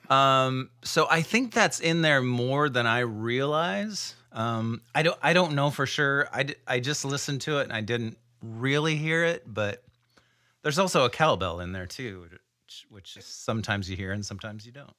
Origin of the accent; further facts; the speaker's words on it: Iowa, United States; I grew up in a little town in Iowa